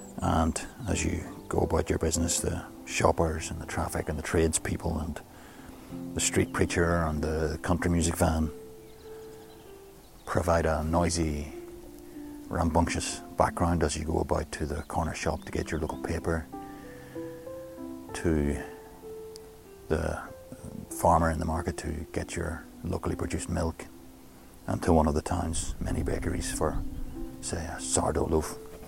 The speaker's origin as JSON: {"language": "English", "town": "Newtownards", "region": "Northern Ireland", "country": "United Kingdom", "tie": "born or raised there", "said": "I've come to the top of a hill overlooking Newton Ards, my hometown."}